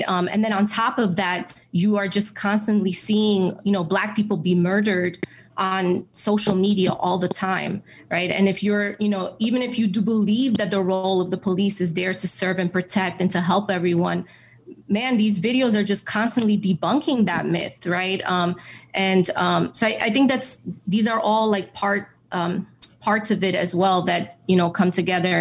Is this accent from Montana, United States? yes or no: no; New York City, New York, United States; moved away as an adult; So I grew up in New York City. I grew up in the Bronx